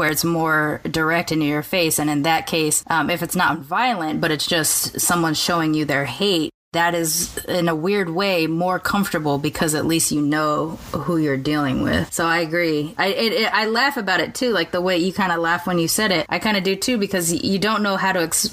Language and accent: English; California, United States; I grew up in California